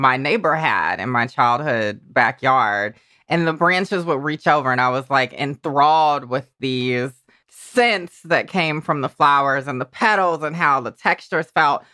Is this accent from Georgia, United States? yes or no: yes; Georgia, United States; moved away; the little Georgia me